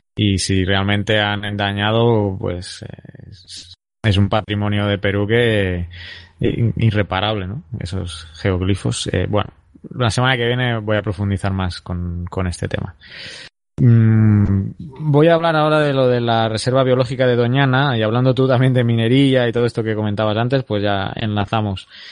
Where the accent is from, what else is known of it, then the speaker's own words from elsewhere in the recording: Terrassa, Catalonia, Spain; en mi ciudad, en Tarrasa, que es donde mi ciudad natal